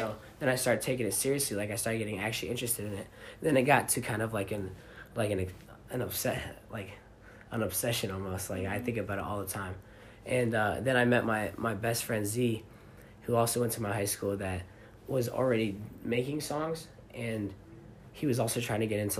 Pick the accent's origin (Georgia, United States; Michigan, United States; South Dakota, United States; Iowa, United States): Michigan, United States; Alpena